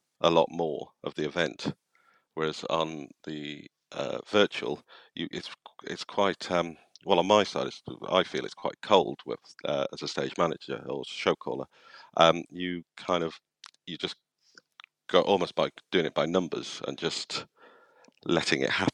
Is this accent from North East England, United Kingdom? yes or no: no; Wales, United Kingdom; moved away; growing up in Wales, having quite a lot of drama and the Eisteddfods and performing